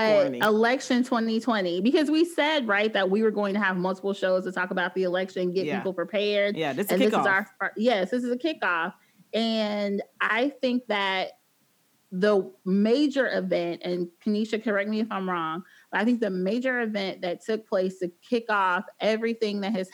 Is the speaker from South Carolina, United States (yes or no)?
yes; South Carolina, United States; I am from South Carolina